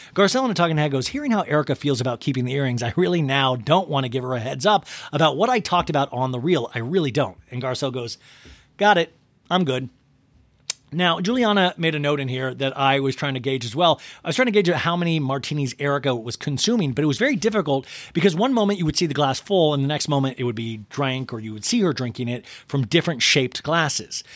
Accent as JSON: {"language": "English", "region": "Kansas", "country": "United States", "tie": "born or raised there", "said": "I grew up in Kansas, and, like, I was in charge of shoveling the driveway"}